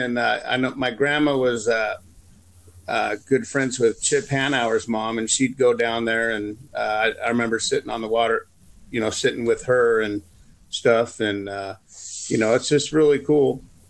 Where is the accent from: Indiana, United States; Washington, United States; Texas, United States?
Washington, United States; Skyway; when I was a kid, I grew up in Skyway in the 70s.